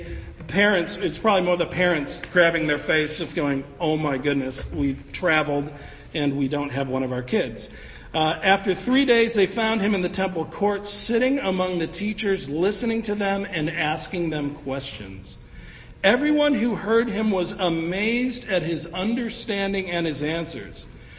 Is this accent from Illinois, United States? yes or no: yes; Evanston, Illinois, United States; growing up in Evanston, a suburb of Chicago.